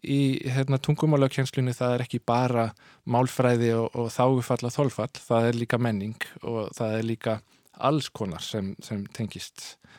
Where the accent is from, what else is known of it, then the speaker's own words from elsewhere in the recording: Solrød Strand, Zealand, Denmark; first language Danish; Icelandic is a second language; moved away as an adult; also born or lived in Jutland / Copenhagen; now in Iceland; ég ólst upp á austur Sjálandi í, í svona litlum að, að, að, hérna, á dönskum mælikvarða